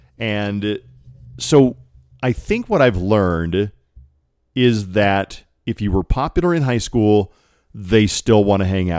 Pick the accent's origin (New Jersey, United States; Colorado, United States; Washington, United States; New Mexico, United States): Colorado, United States; the Mountaintop Studios are the house I grew up in Colorado that we were able to keep in the family and upgrade and remodel.